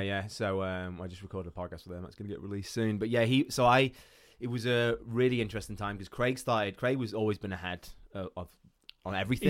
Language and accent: English; Iran; moved away; I grew up in Iran